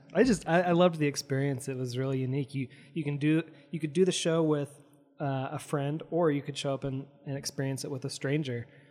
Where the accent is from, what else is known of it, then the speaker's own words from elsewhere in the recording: Provo, Utah, United States; I grew up in Provo